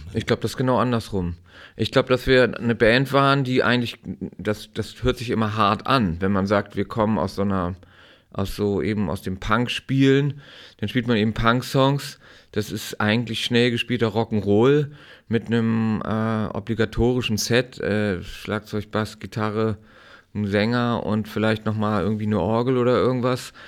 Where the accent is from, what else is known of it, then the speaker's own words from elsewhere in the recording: Timmendorfer Strand, Schleswig-Holstein, Germany; ich bin in Timdower Strand an der Ostsee aufgewachsen